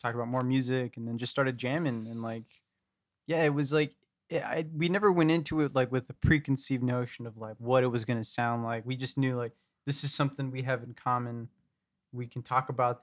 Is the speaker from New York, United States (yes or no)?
no; Yuma, Arizona, United States; moved away as an adult; also born or lived in San Dimas, California; now in Phoenix, United States; I am from San Dimas, California. I moved to Yuma, Arizona when I was about 5 or 6.